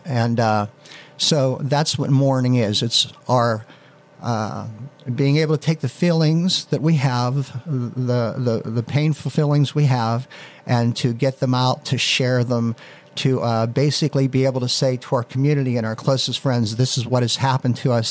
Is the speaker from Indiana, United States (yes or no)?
no; Leechburg, Pennsylvania, United States; also born or lived in Beaver Falls; it was back in my hometown. I was working in uh, Beaver Falls at the time, and it was a way to get back in at to Leechburg